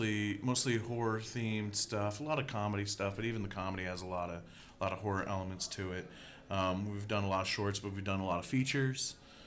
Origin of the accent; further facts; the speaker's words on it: Ottumwa, Iowa, United States; Jason and I, we're from Ottumwa.